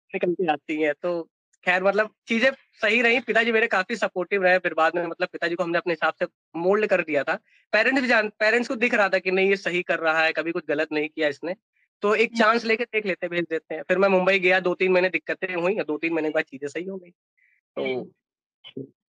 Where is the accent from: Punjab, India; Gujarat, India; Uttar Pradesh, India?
Uttar Pradesh, India; Kanpur; accent: Kanpuriya; moved away; also born or lived in Mumbai / Bangalore; मेरी जॉब मुझे कनपुरिया भाषा की वजह से मिली थी